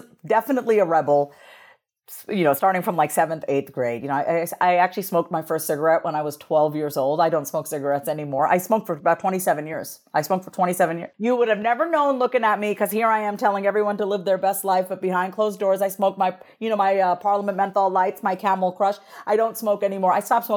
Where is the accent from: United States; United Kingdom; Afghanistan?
United States; Long Island, New York; I grew up on Long Island, New York, as a first generation Indian immigrant woman.